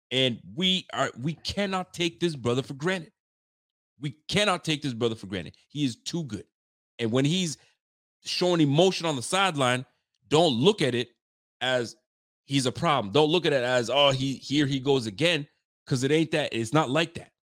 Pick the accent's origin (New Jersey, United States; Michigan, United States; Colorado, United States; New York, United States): New Jersey, United States; I'm from New Jersey, man. I don't claim that brother.